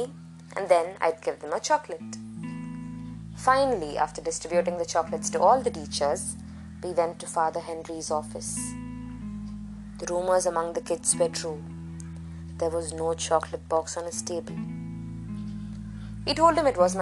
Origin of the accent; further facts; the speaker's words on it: Tamil Nadu, India; first language Malayalam; English is a second language; also born or lived in Kerala; I was born and brought up in Tamil Nadu, I love the Tamil language equally.